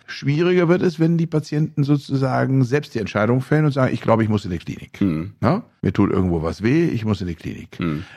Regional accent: Bielefeld, North Rhine-Westphalia, Germany; in meiner Heimatstadt Bielefeld

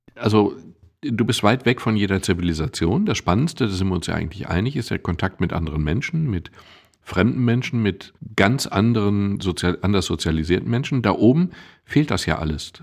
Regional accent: Castrop-Rauxel, North Rhine-Westphalia, Germany; Mittlerweile sage ich bewusst Castor Brauxel

